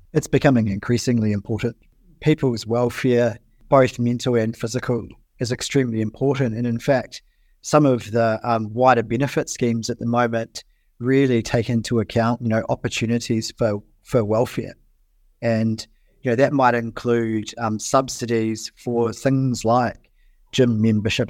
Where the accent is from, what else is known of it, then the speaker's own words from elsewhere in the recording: New Zealand; as a New Zealander